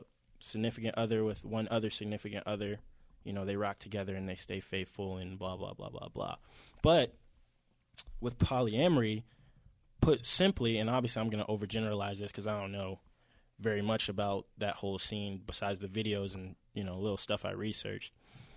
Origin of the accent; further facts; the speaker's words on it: Atlanta, Georgia, United States; If you can't tell, we're obviously from Atlanta, all three of us.